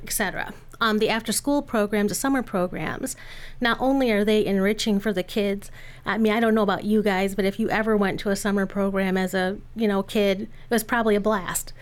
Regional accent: Lansing, Michigan, United States; I grew up in Lansing

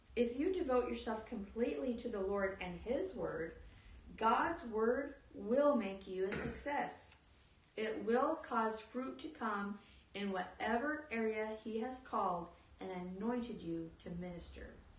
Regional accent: Texas, United States; I was just a hick from Texas

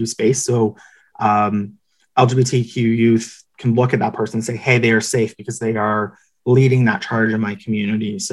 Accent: Kincardine, Ontario, Canada; also born or lived in Ottawa; my hometown in Kincardine

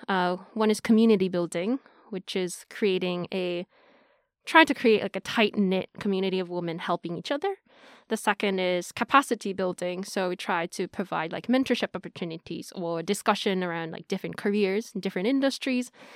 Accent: Tokyo, Japan; also born or lived in Hong Kong / United States; I'm Japanese from Tokyo. I grew up a little bit in Hong Kong, um, then after that in Japan.

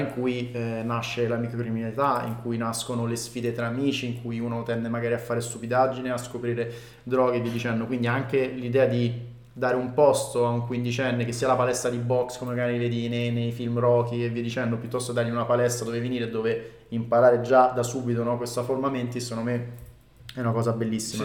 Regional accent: Rome, Lazio, Italy; noi siamo cresciuti a Roma

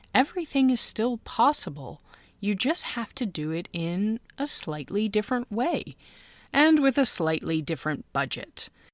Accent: United States; now in Munich, Germany; I'm an American who married a Finn, and I'm raising two kids in Munich, Germany

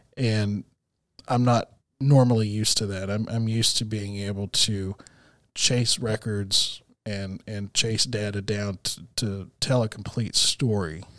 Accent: Texas, United States; moved away as an adult; also born or lived in Tucson, Arizona; now in Arkansas, United States; I was born in Tucson. and raised in Texas

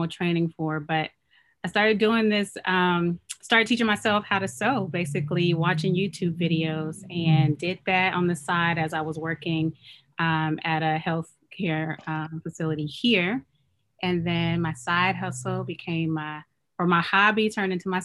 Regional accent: Oakland, California, United States; moved away as an adult; also born or lived in Chicago / North Carolina; I'm Nigerian. I was born and raised in Oakland. So this is my hometown. Both of my parents are Nigerian

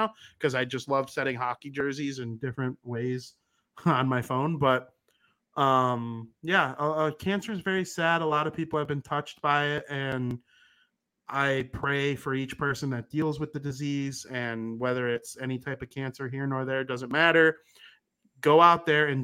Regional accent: United States; I'm American. I'm proud to be American most of the time.

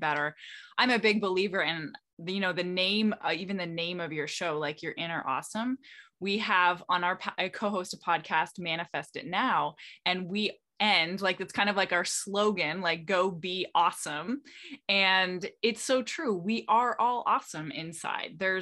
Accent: Canada; now in Florida, United States; I'm originally Canadian. I live in Florida right now

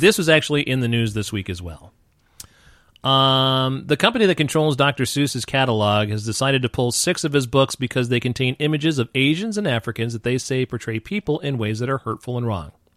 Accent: New York, United States; I grew up in New York and had a lot of, uh, you know, black and Puerto Rican friends

